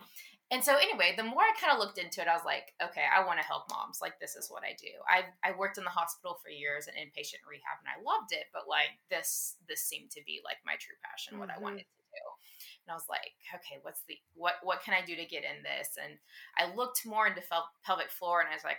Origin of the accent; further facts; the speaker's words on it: Texas, United States; And my husband got this awesome job and we were moving back to Texas. We're from Texas originally.